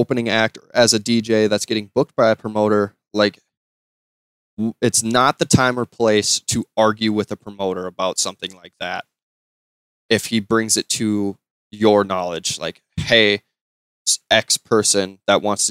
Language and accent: English; Wisconsin, United States; we're from Wisconsin